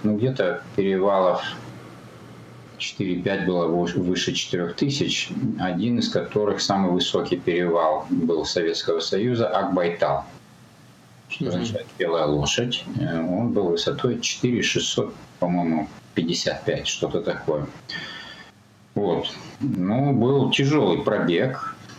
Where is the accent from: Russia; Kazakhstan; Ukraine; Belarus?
Kazakhstan; Almaty; Я родился в Алмате в 1960 году.